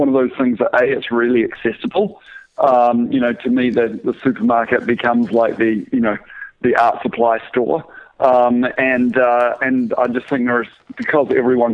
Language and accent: English; New Zealand; moved away; I'm from New Zealand originally